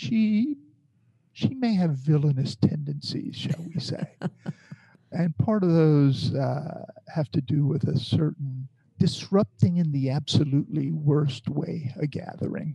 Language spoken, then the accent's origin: English; Bayou Lafourche, Louisiana, United States; growing up on Bayou Lafourche